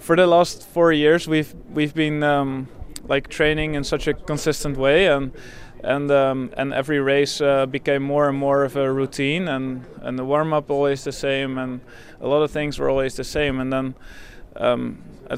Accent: Netherlands; moved away as an adult; now in Canada; I grew up in Holland and I lived there for 27 years, so obviously, like, there's a part of me that's still feels Dutch

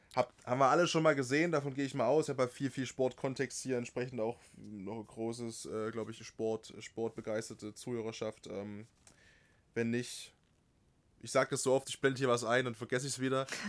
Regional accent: Altenberg area, Saxony, Germany; in Altenberg, ne, in meiner Heimat da in der Ecke

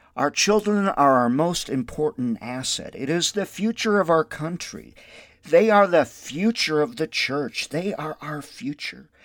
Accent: Windom, Minnesota, United States; now in Albuquerque, United States; My hometown is Wyndham, Minnesota

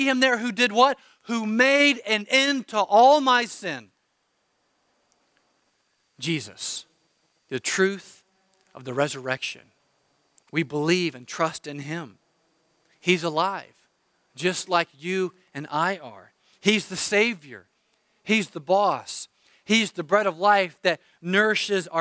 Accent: United States; I'm an American

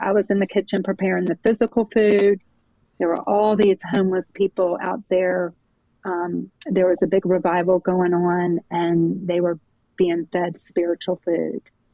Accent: Jacksonville, Florida, United States; moved away as an adult; now in Charlotte, United States; I'm from Jacksonville, Florida, but I've been in Charlotte, North Carolina, for gosh, almost 30 years

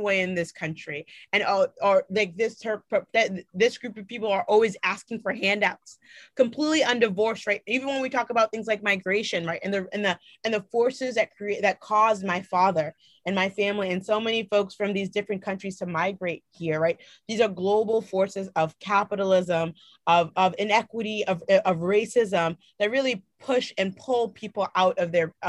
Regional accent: Boston, Massachusetts, United States; I grew up in Mattapan, right? Which is a, folks consider that to be like the blackest neighborhood in the city of Boston

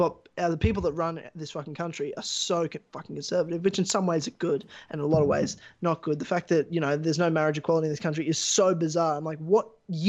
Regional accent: Australia; I'm from Australia.

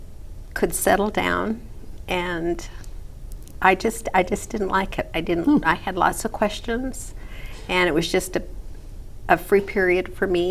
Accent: Copperton, Utah, United States; also born or lived in Murray, Utah / Salt Lake City, Utah; And grew up in a small town, Copperton, base of the Bingham Canyon Mine.

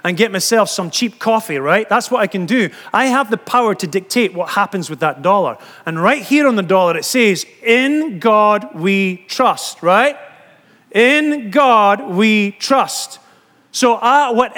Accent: Scotland, United Kingdom; moved away; I'm from Scotland

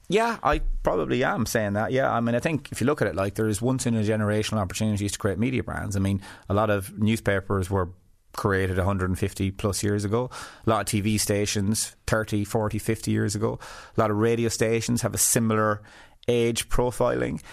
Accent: west of Ireland, Ireland; I came from West of Ireland background where to me, everyone was the same class.

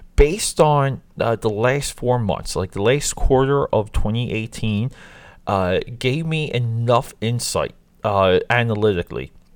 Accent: New Jersey, United States; growing up in South Jersey

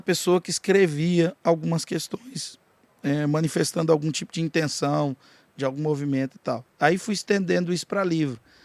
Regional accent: Jataí, Goiás, Brazil; eu sou de Jataí, aqui do lado, mas falo português, como vocês

